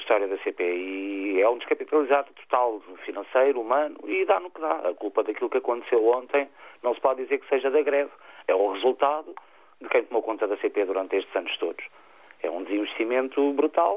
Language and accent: Portuguese; Tomar, Centro, Portugal; eu sou natural de Tomar